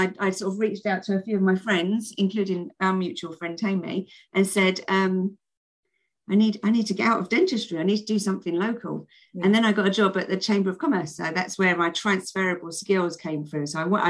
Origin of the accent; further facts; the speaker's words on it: London, United Kingdom; accent: South London; I tried to get rid of my South London accent and improve the way I spoke.